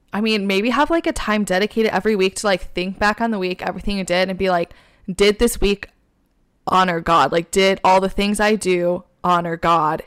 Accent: Michigan, United States; accent: Michigan; now in New York, United States; my Michigan accent

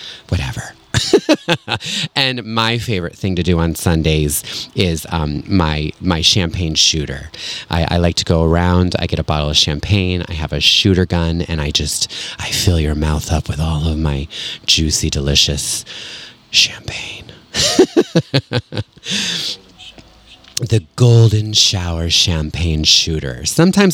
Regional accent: Connecticut, United States; Connecticut, my home state, Connecticut.

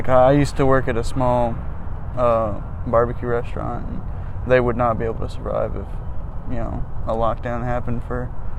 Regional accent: Huntsville, Alabama, United States; I'm from Huntsville.

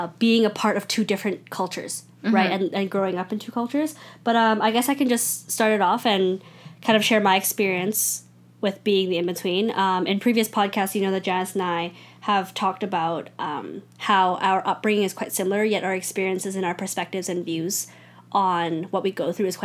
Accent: Richmond, British Columbia, Canada; I grew up in Richmond

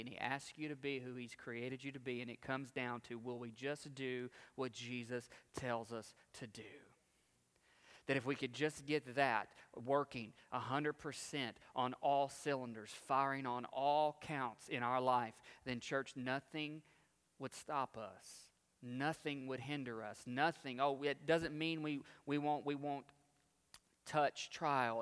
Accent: United States; as American Christians

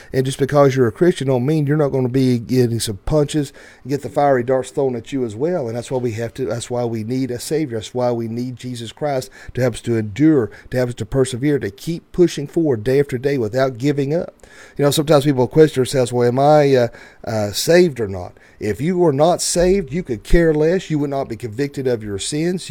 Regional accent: the Bible Belt, the South, United States; where we grew up in the Bible Belt

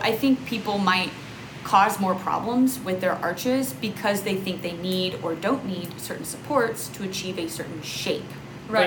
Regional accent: Texas, United States; Growing up in Texas, I was able to be barefoot most of the year

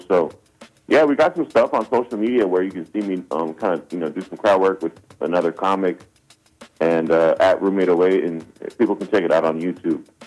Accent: Silver Spring, Maryland, United States; moved away as an adult; now in Los Angeles, United States; growing up in Silver Spring, Maryland, and finally making it to Hollywood

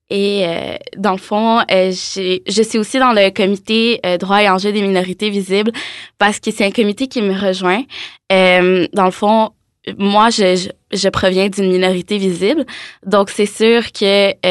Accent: Montreal, Quebec, Canada; first language French; moved away as an adult; now in Quebec City, Canada; J'ai déménagé à Québec euh, justement pour euh, étudier en droit, mais je suis originaire de Montréal. Euh, j'ai choisi le droit parce que je viens un peu d'une, d'une famille d'avocats. Euh, dans le fond, mon pays originaire, c'est l'Algérie.

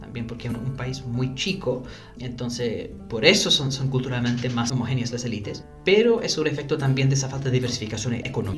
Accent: London, United Kingdom; Spanish is a second language; moved away as an adult; also born or lived in Venezuela; now in Chile; Yo soy nacido y criado en Londres

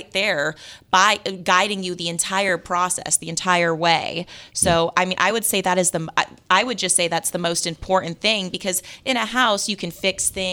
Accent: Las Vegas, Nevada, United States; moved away; I'm from Las Vegas

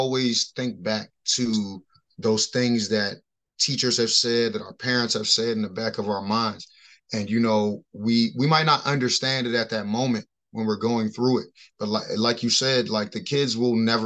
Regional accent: Baltimore, Maryland, United States; I grew up in Baltimore City

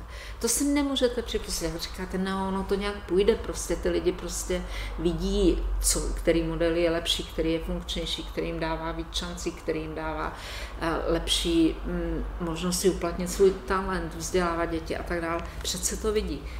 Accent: Žďár nad Sázavou, Vysočina Region, Czechia; u nás ve Ždáře nad Sázavou

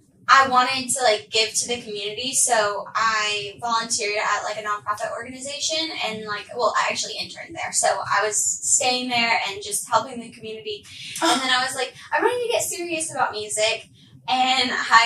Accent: Arkansas, United States; So I'm originally from Arkansas. Like, my family and I, we moved around so much.

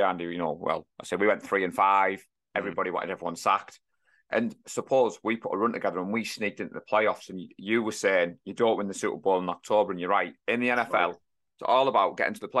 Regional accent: North East, North East England, United Kingdom; we're from the North East

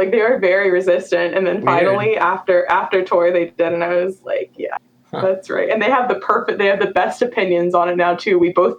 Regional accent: North Carolina, United States; because I'm from North Carolina and I didn't know any gay people.

